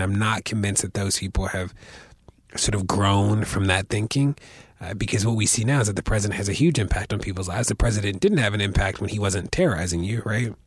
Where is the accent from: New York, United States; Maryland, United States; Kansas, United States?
Maryland, United States; Baltimore; I grew up in Baltimore